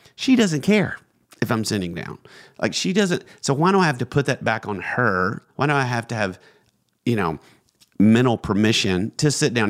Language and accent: English; Georgia, United States; we're from Georgia